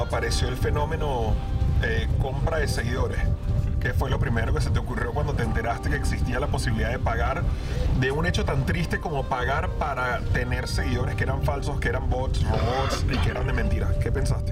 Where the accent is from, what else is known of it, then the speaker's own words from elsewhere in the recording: Venezuela; moved away; venimos de Venezuela